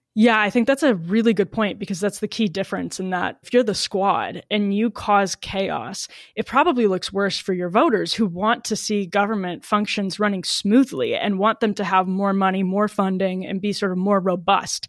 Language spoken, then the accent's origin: English; Wisconsin, United States; I'm from Wisconsin